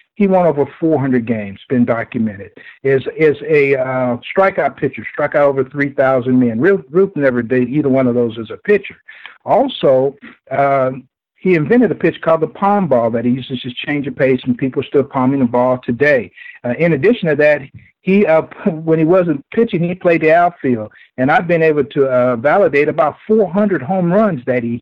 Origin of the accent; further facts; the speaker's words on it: Kansas City, Kansas, United States; I grew up in Kansas City, Kansas